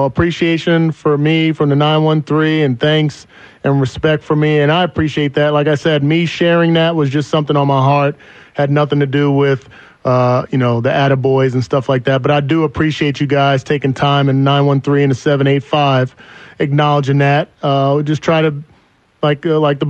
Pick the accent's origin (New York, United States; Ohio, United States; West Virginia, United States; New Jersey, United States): New Jersey, United States; moved away; I'm from Jersey